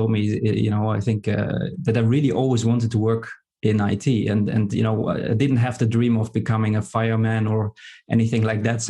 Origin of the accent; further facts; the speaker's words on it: Germany; moved away as an adult; now in Amsterdam, Netherlands; I grew up in Germany. I started also my career in Germany, and eventually I landed in the Netherlands and in Amsterdam because I met my wife